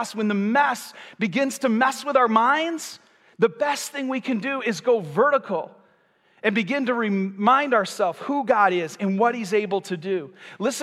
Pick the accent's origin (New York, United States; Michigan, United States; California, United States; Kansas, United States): Michigan, United States; moved away as an adult; now in Florida, United States; When we moved to Florida, I'm from Michigan, we have basements, we have garages